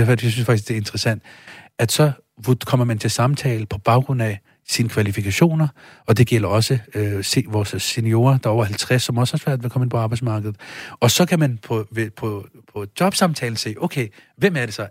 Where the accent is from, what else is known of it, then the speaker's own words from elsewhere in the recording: Denmark; Jeg kommer selv fra Stenbroen